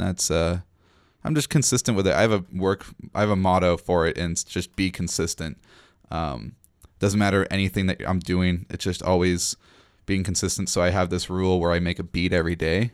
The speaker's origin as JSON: {"language": "English", "town": "Nanaimo", "region": "British Columbia", "country": "Canada", "tie": "born or raised there", "moved": "as an adult", "lives_now": "Victoria, Canada", "said": "I left my hometown, Nanaimo"}